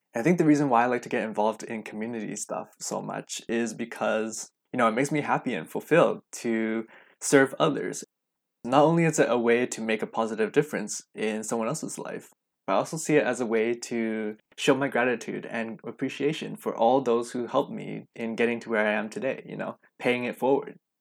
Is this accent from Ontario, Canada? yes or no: no; Vancouver, British Columbia, Canada; I was born and raised right here in Vancouver, B C, and I've lived here all my life